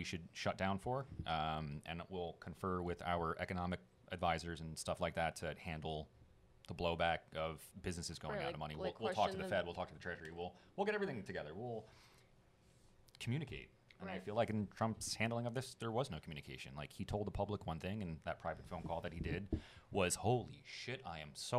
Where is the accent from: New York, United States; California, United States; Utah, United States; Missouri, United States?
New York, United States; I'm from New York